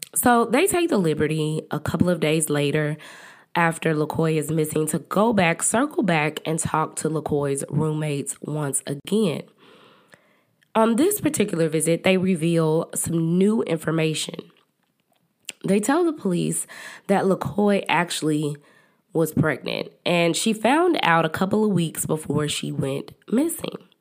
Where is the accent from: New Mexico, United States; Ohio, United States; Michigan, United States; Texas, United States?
Texas, United States; Dallas; accent: country; I am from Dallas, Texas, and I'm country